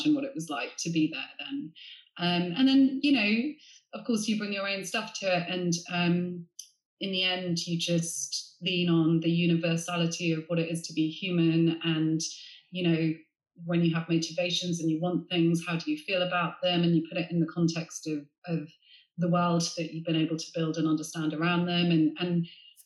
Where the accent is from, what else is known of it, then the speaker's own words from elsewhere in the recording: Sevenoaks, South East England, United Kingdom; I grew up in Middle England in Sevenoaks in Kent